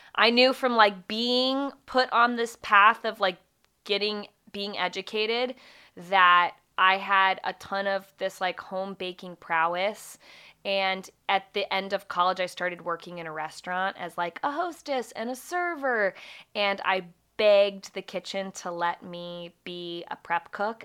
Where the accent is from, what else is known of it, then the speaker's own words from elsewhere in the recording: Springfield, Virginia, United States; I grew up in Springfield